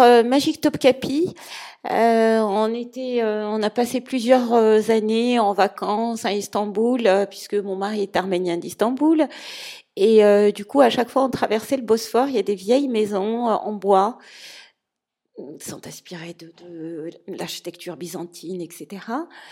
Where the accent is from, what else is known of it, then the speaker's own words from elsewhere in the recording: Morocco; je suis du Maroc